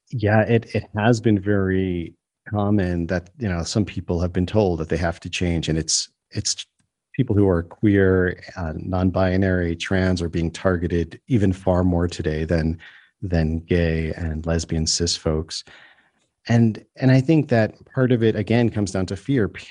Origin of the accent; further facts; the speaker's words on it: New York, United States; now in South Africa; I grew up in New York State